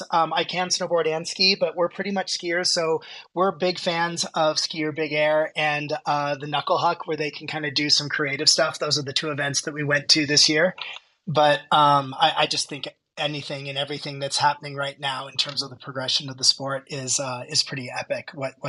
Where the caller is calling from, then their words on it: Aspen, Colorado, United States; So right now I am in Aspen, Colorado. I practice in Denver